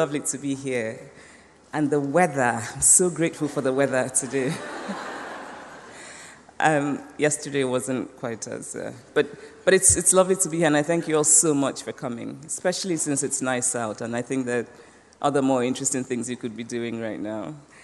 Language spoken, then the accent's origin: English; Nsukka, Enugu State, Nigeria; moved away as an adult; also born or lived in Anambra State, Nigeria / United States; When I was growing up in Nsukka, the university town in southeastern Nigeria